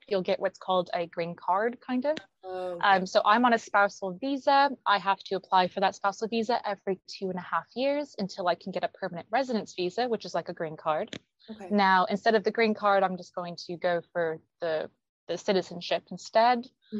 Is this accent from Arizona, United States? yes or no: yes; Arizona, United States; now in London, United Kingdom; everyone in the UK can pinpoint I'm American, and everyone in the US always goes, oh, where are you from? And then I'm like, oh, I'm from Arizona, but I live in London.